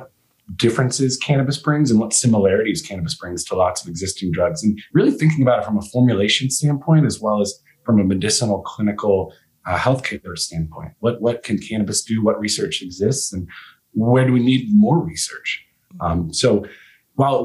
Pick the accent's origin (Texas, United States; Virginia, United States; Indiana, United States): Virginia, United States; moved away as an adult; also born or lived in Maryland; now in Colorado, United States; I was born and raised in Virginia